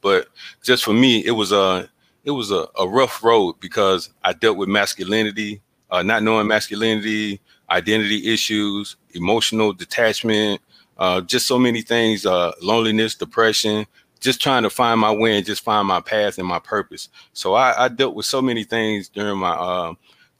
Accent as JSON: {"language": "English", "town": "Columbus", "region": "Georgia", "country": "United States", "tie": "born or raised there", "moved": "yes", "lives_now": "Clarksville, United States", "said": "I'm originally from Columbus, Georgia."}